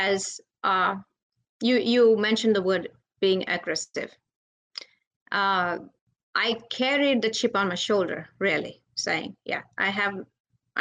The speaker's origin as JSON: {"language": "English", "country": "India", "said": "I'm from India"}